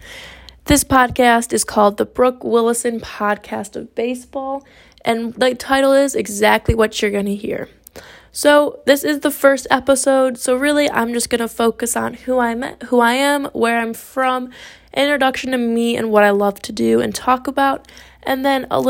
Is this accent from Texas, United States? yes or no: no; Grosse Ile, Michigan, United States; moved away as an adult; now in Cincinnati, United States; I was born and raised just outside of Detroit, Michigan, in a small city by the name of Groseal